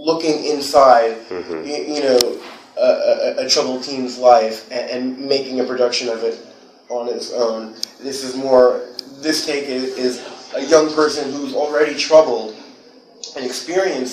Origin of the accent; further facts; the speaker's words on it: New York City, New York, United States; also born or lived in Los Angeles; I'm originally from Whitestone, which is in Queens.